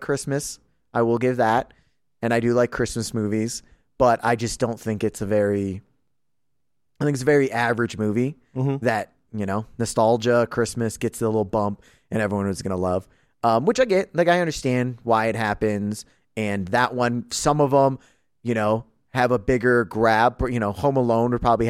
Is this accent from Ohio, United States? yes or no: yes; Ohio, United States; growing up in Ohio